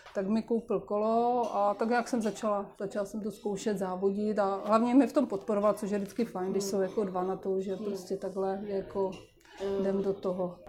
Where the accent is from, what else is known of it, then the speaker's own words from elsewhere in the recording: Moravia, Czechia; u nás na Moravě